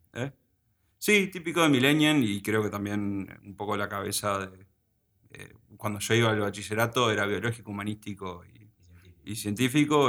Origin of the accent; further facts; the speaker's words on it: Uruguay; also born or lived in United States; Decidieron volver a, o sea, venir a Uruguay y quedarse a vivir acá. Y bueno, básicamente me formé acá